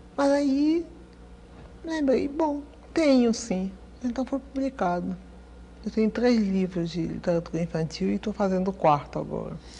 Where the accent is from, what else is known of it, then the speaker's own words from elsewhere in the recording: Recife, Pernambuco, Brazil; now in Rio de Janeiro, Brazil; Eu morei em Recife. Eu morei no Nordeste, eu me criei no Nordeste.